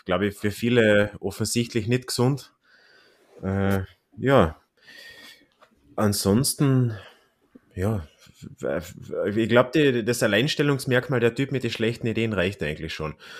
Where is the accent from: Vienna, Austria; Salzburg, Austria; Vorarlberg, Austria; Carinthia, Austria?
Carinthia, Austria; Klagenfurt; mein Heimatort Klagenfurt